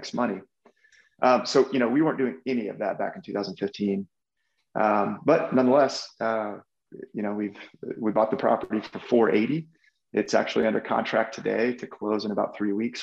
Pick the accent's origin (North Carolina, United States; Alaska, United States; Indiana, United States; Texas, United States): Texas, United States; moved away; also born or lived in Omaha, Nebraska; growing up in Texas and just traveling around the world, I had picked up Spanish